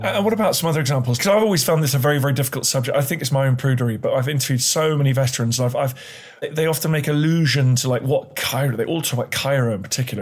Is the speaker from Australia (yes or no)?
no; United Kingdom; being British